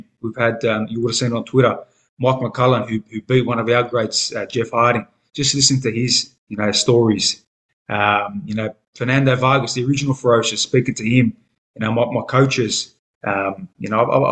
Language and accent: English; Australia